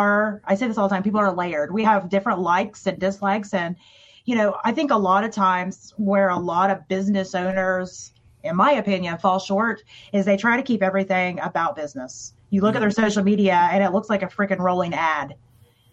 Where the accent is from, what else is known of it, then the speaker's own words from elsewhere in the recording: Tennessee, United States; moved away; I grew up in Tennessee